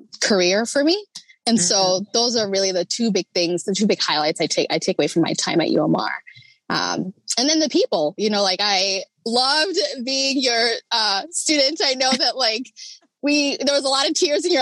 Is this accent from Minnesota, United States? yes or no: yes; Rochester, Minnesota, United States; I grew up in Rochester